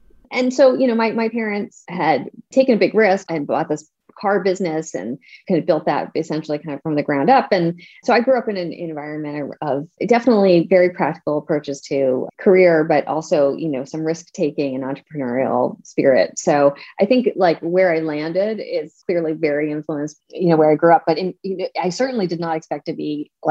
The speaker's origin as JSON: {"language": "English", "region": "Pennsylvania", "country": "United States", "tie": "born or raised there", "said": "my mom's house in Pennsylvania, where I grew up"}